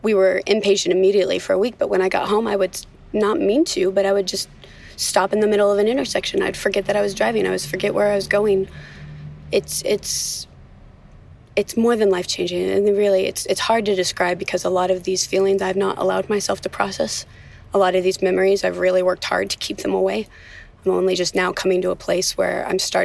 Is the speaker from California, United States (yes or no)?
yes; Thousand Oaks, California, United States; also born or lived in Los Angeles / Simi Valley; I grew up in Thousand Oaks, which is only about 5 more miles from where we are right now.